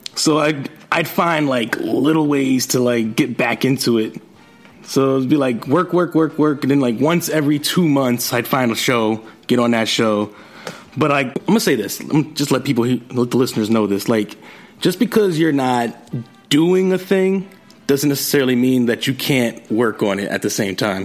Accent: New York City, New York, United States; I'm from Jamaica, Queens

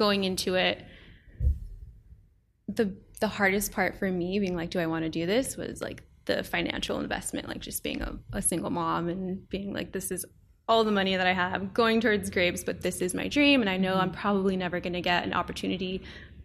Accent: South Pasadena, California, United States; moved away as an adult; now in Paso Robles, United States; I am from South Pasadena

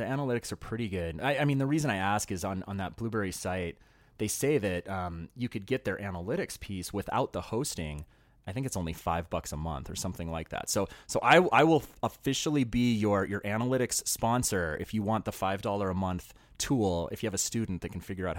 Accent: Montana, United States; the teachers that I had growing up in Montana.

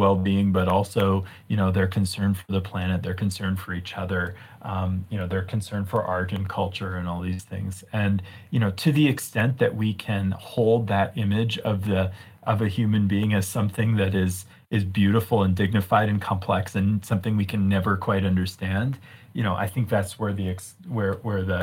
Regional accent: Virginia outside of DC, United States; now in Boulder, United States; I grew up in Virginia outside of DC

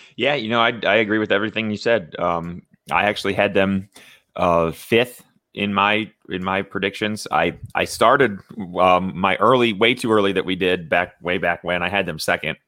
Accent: Indiana, United States; I growing up in Indiana, not too far from Chicago

